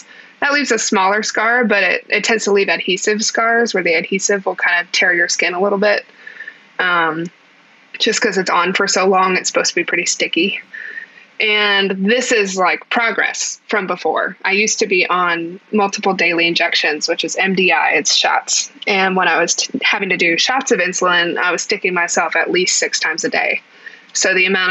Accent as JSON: {"language": "English", "country": "United States", "said": "I'm technically an American with a disability."}